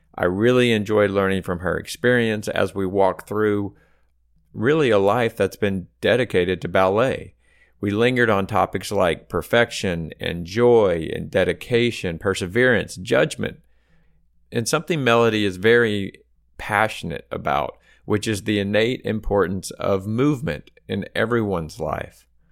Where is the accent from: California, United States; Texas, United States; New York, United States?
Texas, United States; Austin; moved away as an adult; now in Houston, United States; I'm from Austin